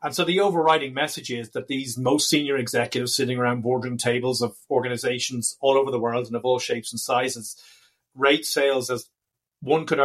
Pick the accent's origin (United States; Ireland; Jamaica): Ireland; Dublin, Leinster; We are from and based in Dublin in Ireland. I'm delighted to say my hometown